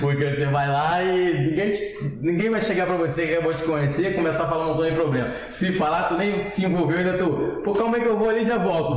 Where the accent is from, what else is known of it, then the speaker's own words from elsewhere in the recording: Rio de Janeiro, Brazil; also born or lived in Cordovil / Vila da Penha; Nasci e criado na Pavuna, 19 anos eu saí de lá